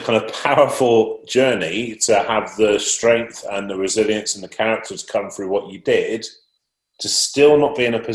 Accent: Yate, South West England, United Kingdom; Yate, my hometown.

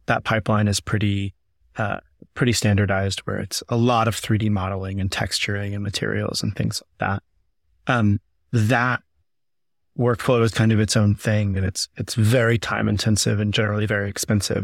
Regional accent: Southeast, United States; I grew up doing theater in the Southeast

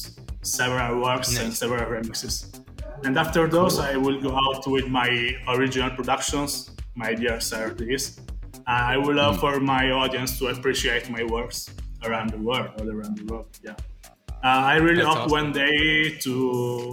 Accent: Italy; also born or lived in Calabria; now in Florence, Italy; I am from Italy. I usually live and work in the wonderful Florence.

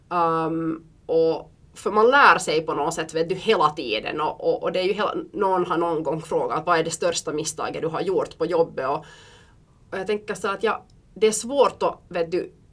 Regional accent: Belgium; Och jag är uppvuxen i Belgien

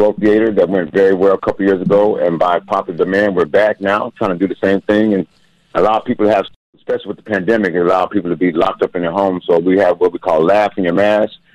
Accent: West Coast, United States; moved away as an adult; now in Hope, United States; I'm originally from the West Coast area, but I've been living in Hope, Arkansas for the past 9 years now.

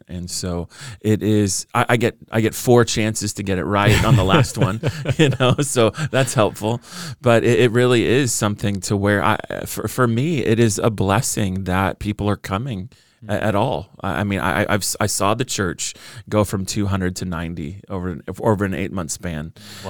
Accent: California, United States; born and raised in Orange County along the beach, Newport Beach, Costa Mesa.

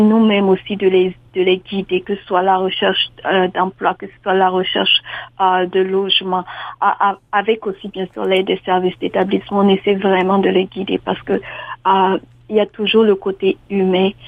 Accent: Burkina Faso; moved away as an adult; also born or lived in New Brunswick, Canada; now in Ontario, Canada; je suis originaire du Burkina Faso.

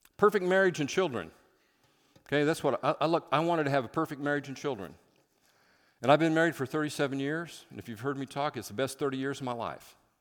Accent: Midwest, United States; moved away as an adult; now in Seattle, United States; I'm from the Midwest

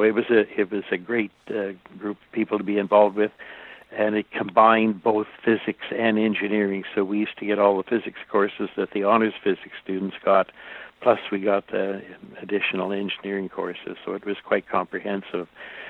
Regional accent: Penticton, British Columbia, Canada; my hometown where I grew up and had all my initial schooling was Penticton, British Columbia.

